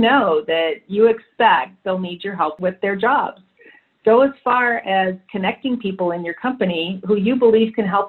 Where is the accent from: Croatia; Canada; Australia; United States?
Canada; moved away; also born or lived in London; I'm Canadian by birth